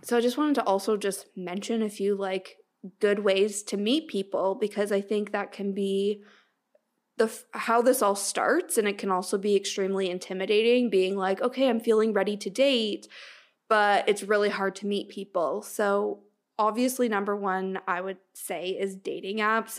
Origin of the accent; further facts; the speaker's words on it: Canada; as a Canadian